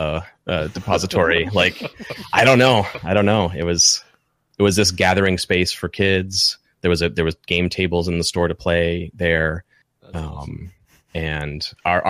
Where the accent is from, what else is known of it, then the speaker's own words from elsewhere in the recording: Lexington, Kentucky, United States; I grew up in Lexington, Kentucky, and it's a college town